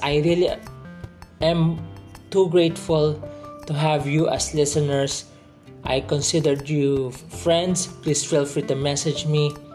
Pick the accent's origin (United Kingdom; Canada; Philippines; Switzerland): Philippines; I'm from the Philippines